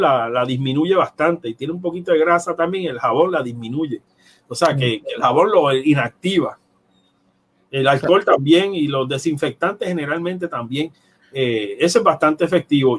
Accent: Ponce, Puerto Rico; yo soy de Ponce y trabajo en San Juan

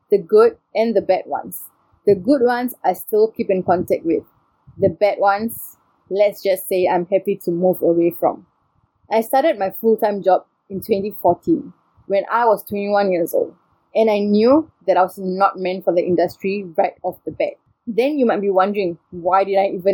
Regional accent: Singapore; I'm Singaporean by nationality and Indian by race and ethnicity.

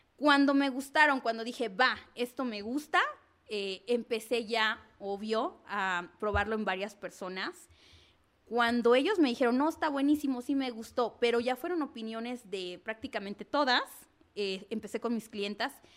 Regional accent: Zacatelco, Tlaxcala, Mexico; soy originaria de Zacatelco, Tlaxcala

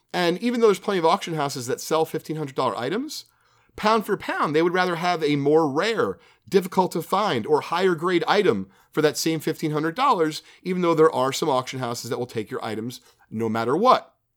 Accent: New Jersey, United States; being a kid, growing up in Jersey

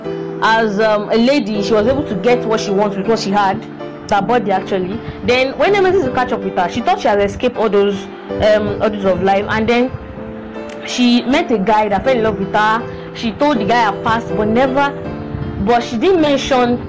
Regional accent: Osun, Nigeria; I'm from Osun State

